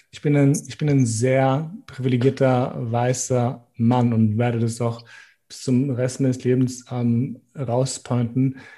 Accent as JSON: {"language": "German", "town": "Gjakova", "region": "Gjakova District", "country": "Kosovo", "said": "Deswegen freue ich mich, wie Leute das fragen, weil ich sage, hey, ich bin aus Kosovo, aus Jakova"}